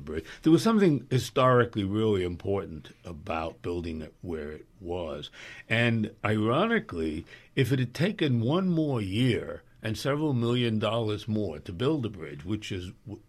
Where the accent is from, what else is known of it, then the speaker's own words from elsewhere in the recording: New York City, New York, United States; And as a boy growing up in New York City, I can remember very well horses and wagons of farmers crossing the George and coming into my neighborhood and selling fresh produce and eggs and milk and everything else.